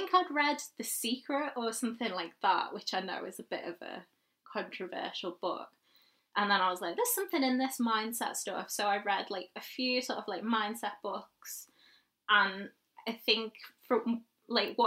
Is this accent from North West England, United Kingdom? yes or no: yes; Liverpool, North West England, United Kingdom; where I'm from, obviously I'm from Liverpool, you can probably tell